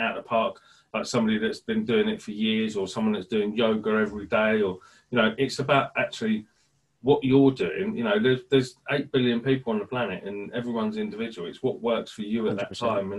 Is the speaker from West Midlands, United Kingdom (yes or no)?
yes; Birmingham, West Midlands, United Kingdom; accent: Brummie; So I'm from Birmingham originally, not that you know, because I had elocution lessons to get rid of my accent. I didn't really, but I just tell people that. I just don't talk like a Brummie, unless I talk to my mum on the phone, then I do.